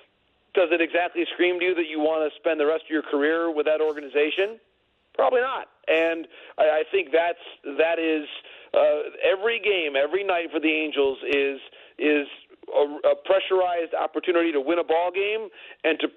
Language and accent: English; Michigan, United States; my home state there, home region